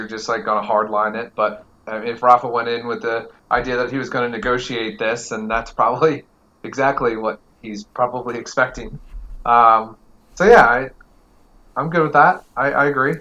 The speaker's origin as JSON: {"language": "English", "town": "Las Vegas", "region": "Nevada", "country": "United States", "tie": "born or raised there", "said": "my hometown in Vegas"}